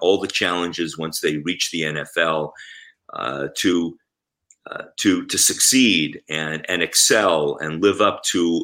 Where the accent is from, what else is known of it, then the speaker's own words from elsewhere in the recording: Israel; moved away; I grew up in Israel